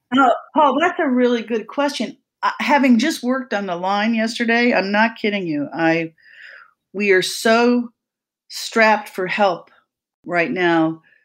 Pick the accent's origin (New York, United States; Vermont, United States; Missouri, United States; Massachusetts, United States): Vermont, United States; in Vermont, when I did the homework, which is my home state